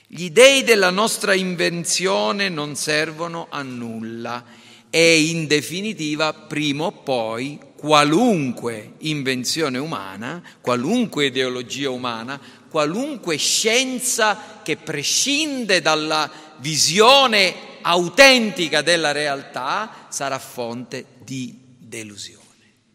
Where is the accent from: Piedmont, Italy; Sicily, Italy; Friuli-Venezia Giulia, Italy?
Sicily, Italy; Caltanissetta; tradizioni religiose della nostra città